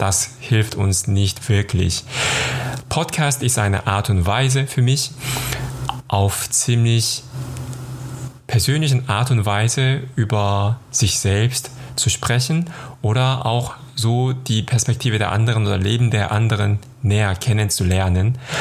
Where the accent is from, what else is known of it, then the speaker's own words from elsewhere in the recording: South Korea; moved away as an adult; now in Cologne, Germany; Ich komme aus Südkorea und lebe in Köln seit 2010.